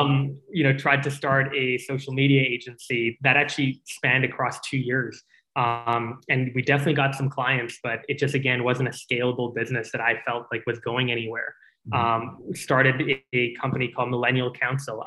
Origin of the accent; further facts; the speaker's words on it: Calgary, Alberta, Canada; also born or lived in Singapore; when I moved to Calgary